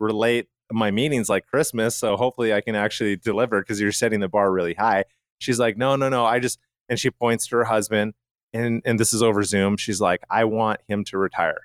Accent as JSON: {"language": "English", "town": "Calgary", "region": "Alberta", "country": "Canada", "tie": "born or raised there", "said": "where I grew up in Calgary, Canada"}